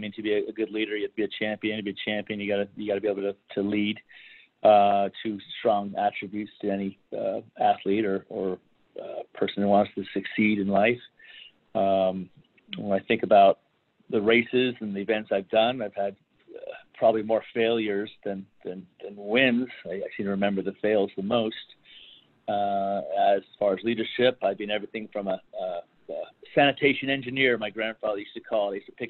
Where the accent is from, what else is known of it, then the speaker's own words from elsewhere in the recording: Russian River, Northern California, United States; I grew up on the Russian River in Northern California